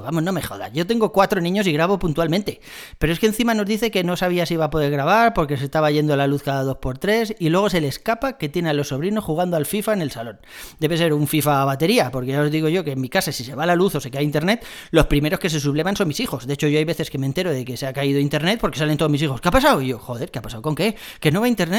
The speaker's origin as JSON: {"language": "Spanish", "town": "Madrid", "region": "Community of Madrid", "country": "Spain", "said": "soy de Madrid"}